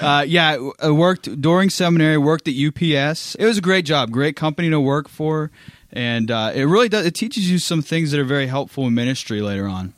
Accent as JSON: {"language": "English", "town": "Pittsburgh", "region": "Pennsylvania", "country": "United States", "also_born_or_lived": "Louisville, Kentucky / South Carolina", "moved": "yes", "lives_now": "Orange City, United States", "said": "I'm originally from Pittsburgh, Pennsylvania, and I came to Orange City, Iowa as a missionary"}